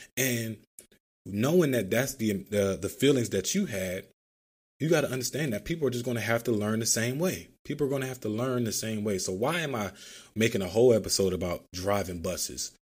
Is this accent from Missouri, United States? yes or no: no; Philadelphia, Pennsylvania, United States; growing up in Philadelphia, riding public transportation all the time